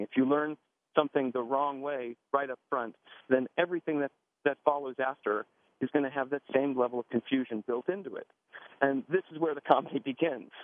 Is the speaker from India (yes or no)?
no; Miami, Florida, United States; born or raised there